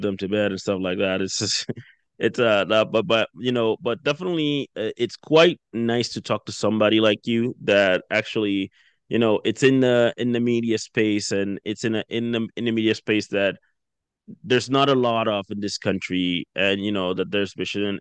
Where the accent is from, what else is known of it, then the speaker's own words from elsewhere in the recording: Dominican Republic; also born or lived in United States; now in Canada; I'm originally from the Dominican Republic